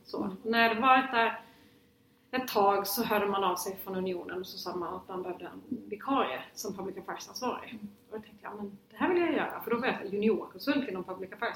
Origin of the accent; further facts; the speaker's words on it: Lund, Skåne, Sweden; jag är från Lund och jag är uppvuxen i ett hem där politik alltid var närvarande